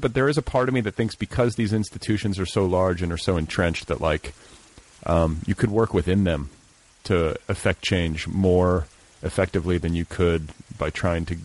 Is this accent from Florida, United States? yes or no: no; Indiana, United States; I'm from Indiana